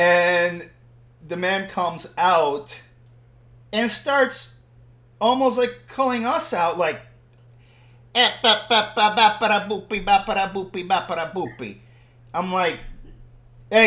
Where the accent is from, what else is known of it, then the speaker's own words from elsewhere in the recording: Puerto Rico; I'm Puerto Rican